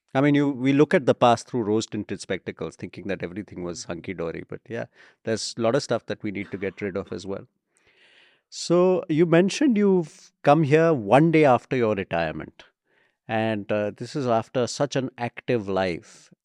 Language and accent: English; India; our country